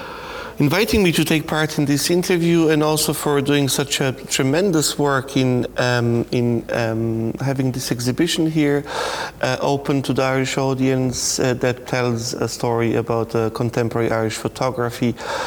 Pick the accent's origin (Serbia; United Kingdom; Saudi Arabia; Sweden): Serbia; Belgrade; moved away as an adult; now in Ireland; I am originally from Belgrade, and I can say former Yugoslavia, but I more often decide to say East only Yugoslavia. So I put the former in brackets, as that concept of the country I was born in still lives on